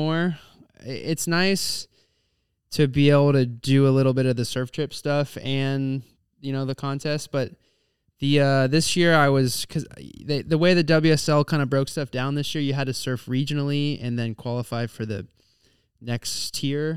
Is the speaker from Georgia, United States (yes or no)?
no; Virginia Beach, Virginia, United States; now in New Smyrna Beach, United States; I grew up in Virginia Beach